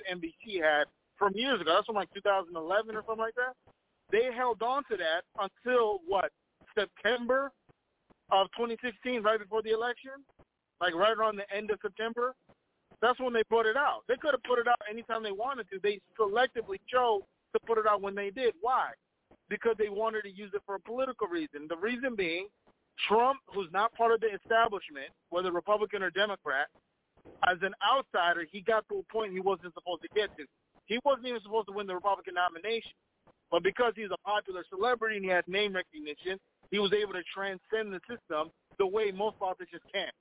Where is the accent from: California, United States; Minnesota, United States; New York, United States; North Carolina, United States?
Minnesota, United States; I'm from Minnesota.